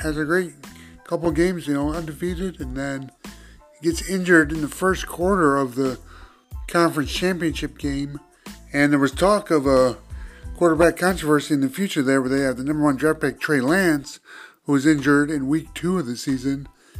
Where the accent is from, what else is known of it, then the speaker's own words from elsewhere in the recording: Glendale, Arizona, United States; Philadelphia and Kansas City will meet here in my hometown of Glendale, Arizona on February 12th.